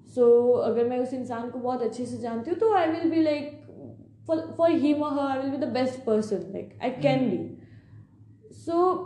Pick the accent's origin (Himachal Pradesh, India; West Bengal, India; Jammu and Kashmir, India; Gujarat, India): West Bengal, India; Jaigaon; moved away as an adult; also born or lived in Siliguri; मैं बंगाल की रहने वाली हूँ